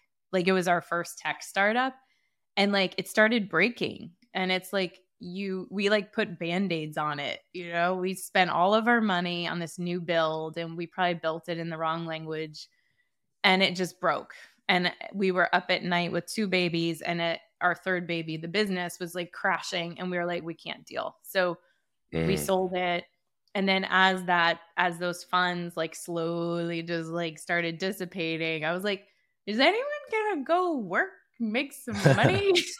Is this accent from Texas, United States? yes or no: no; California, United States; I grew up in California. So I think also like my body temperature and like, I like being in the sunshine.